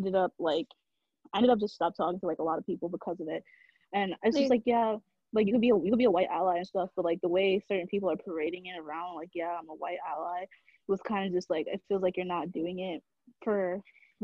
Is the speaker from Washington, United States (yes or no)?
no; New York City, New York, United States; I'm from the Bronx